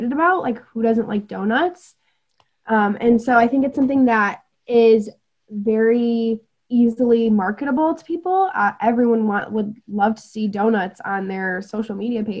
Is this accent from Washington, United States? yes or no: no; Traverse City, Michigan, United States; moved away as an adult; now in Mount Pleasant, United States; I'm from Traverse City and I absolutely love it. And I would love to like go back and like have a family there someday.